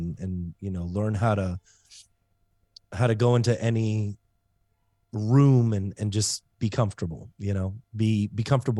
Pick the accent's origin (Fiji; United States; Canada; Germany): Germany; So I grew up in Germany mainly. My dad was in the military. And man, when you get swept up every 3 years, you learn heartbreak very early on in life.